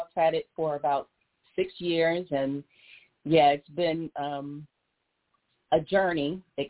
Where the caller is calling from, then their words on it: San Antonio, Texas, United States; I'm calling from San Antonio, Texas.